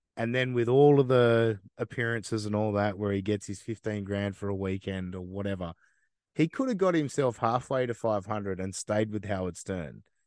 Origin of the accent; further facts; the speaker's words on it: Australia; I know I'm from Australia